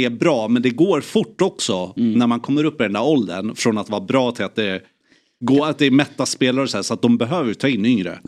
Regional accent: Sweden; jag var från Sverige

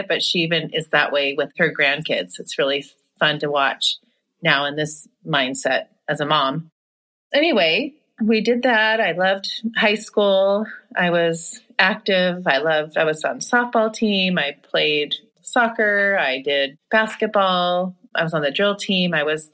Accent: Seattle, Washington, United States; I was born in Seattle, Washington

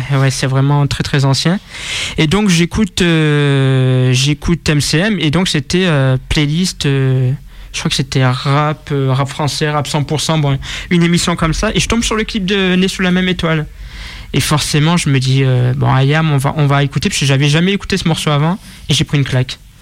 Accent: Marseille, Provence-Alpes-Côte d'Azur, France; moved away as an adult; now in Lyon, France; je suis né à Marseille, dans le 12e, et j'habite sur Lyon depuis août 2019.

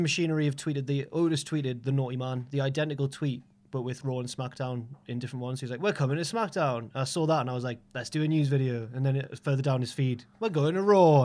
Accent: Jarrow, North East England, United Kingdom; also born or lived in Newcastle; I went to school in Newcastle and we're all from around the area. So I'm from Jarrow

